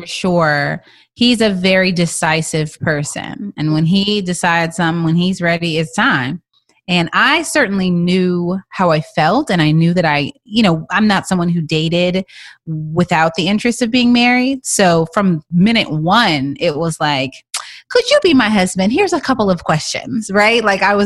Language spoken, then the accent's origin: English; Texas, United States; also born or lived in Toronto; now in Los Angeles, United States; I am from Texas